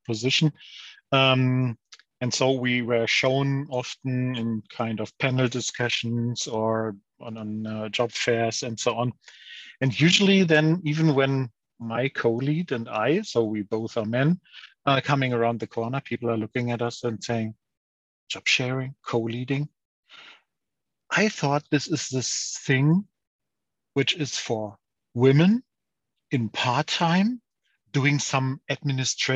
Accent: Lower Saxony, Germany; now in St. Leon-Rot, Germany; I'm more like someone from Lower Saxony, from the northern of Germany

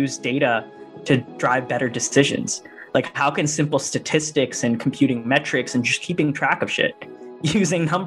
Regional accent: Northern Virginia, United States; I grew up in Northern Virginia, right outside DC

